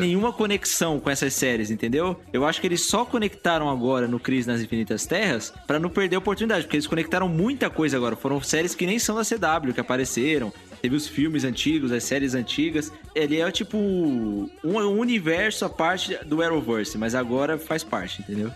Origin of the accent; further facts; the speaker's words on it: São Paulo, Brazil; eu sou paulista